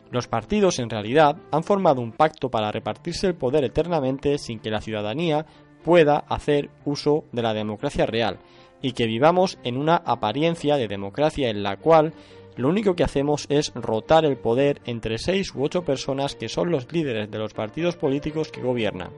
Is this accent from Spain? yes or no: yes; Spain; vemos los españoles